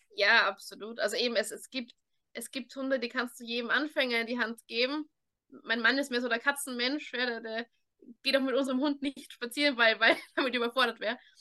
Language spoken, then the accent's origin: German; Vienna, Austria; weil ich in so einer kleinen Gemeindebauwohnung aufgewachsen bin in Wien.